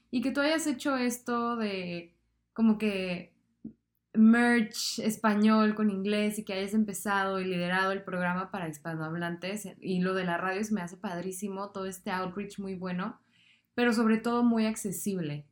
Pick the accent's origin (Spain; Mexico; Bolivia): Mexico; southern Mexico; yo soy del sur de México